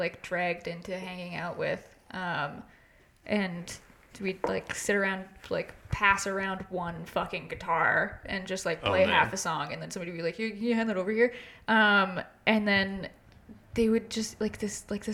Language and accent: English; Canada; moved away; I'm from Canada.